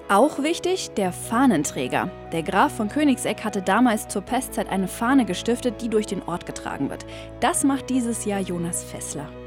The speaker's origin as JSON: {"language": "German", "region": "Allgäu", "country": "Germany", "said": "Brauchtum, das bei uns im Allgäu noch richtig gelebt wird"}